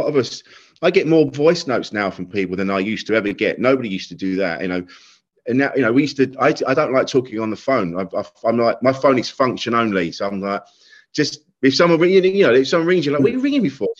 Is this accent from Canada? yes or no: no; Kent, South East England, United Kingdom; I was a man from Kent